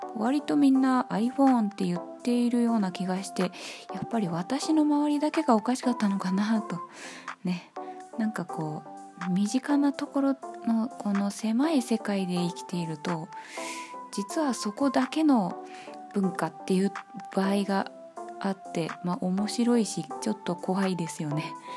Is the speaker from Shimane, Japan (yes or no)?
no; Ibaraki, Japan; 私茨城出身でございまして